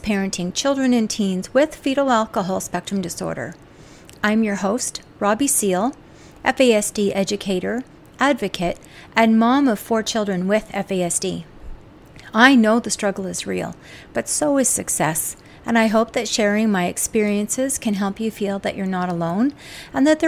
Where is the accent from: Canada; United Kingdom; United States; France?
Canada; as a Canadian myself